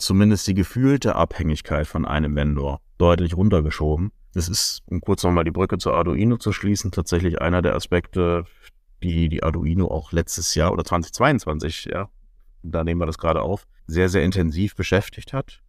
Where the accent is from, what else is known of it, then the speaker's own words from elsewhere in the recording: Germany; Gerade wir als Deutsche